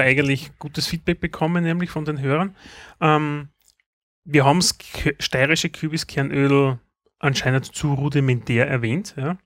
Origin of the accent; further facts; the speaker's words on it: Austria; bei uns in Österreich